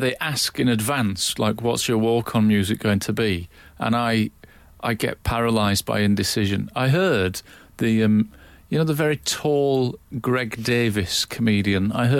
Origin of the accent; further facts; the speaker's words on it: Mirfield, Yorkshire and the Humber, United Kingdom; also born or lived in Scotland; I'm originally Scottish, but I grew up in Merfield